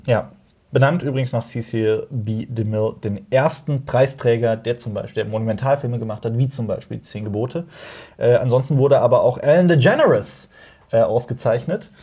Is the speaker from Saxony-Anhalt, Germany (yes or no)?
no; Koblenz, Rhineland-Palatinate, Germany; Koblenz, wo ich herkomme